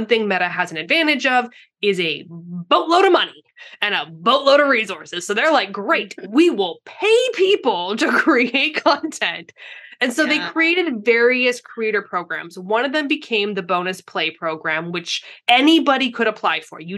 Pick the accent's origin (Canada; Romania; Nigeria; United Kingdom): Canada; now in San Diego, United States; I'm from Canada.